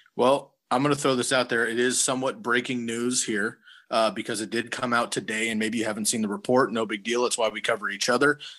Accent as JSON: {"language": "English", "area": "Bay Area", "region": "California", "country": "United States", "tie": "born or raised there", "said": "growing up in the Bay Area as a 49er fan"}